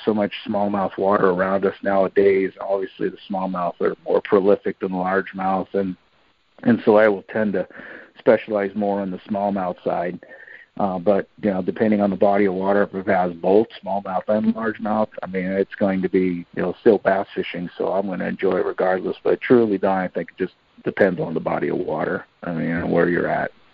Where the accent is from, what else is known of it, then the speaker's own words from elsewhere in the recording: Portland, Oregon, United States; growing up here in the Portland area, uh, you know, I said, our we had plenty of waterways to fish from